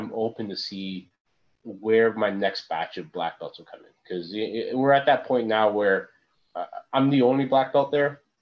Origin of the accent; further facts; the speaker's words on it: Hamilton, Ontario, Canada; moved away; also born or lived in Florida / western North America; I came back to Hamilton. You know, you always love the city that you grew up